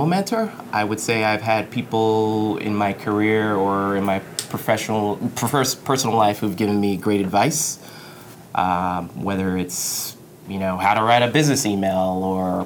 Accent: Roosevelt, New York, United States; I grew up in Long Island in a town called Roosevelt, which is in Nassau County.

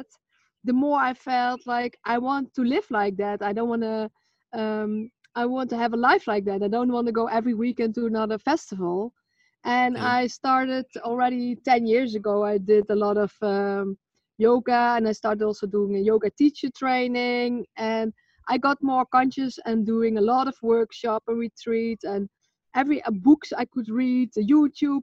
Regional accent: Netherlands; I'm from Holland.

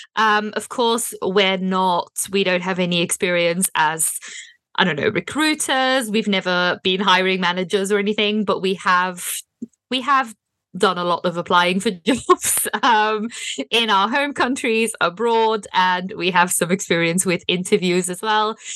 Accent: Belgium; moved away as an adult; also born or lived in Berlin, Germany; now in United Kingdom; I'm from Belgium, and so I, when I was still living in Belgium

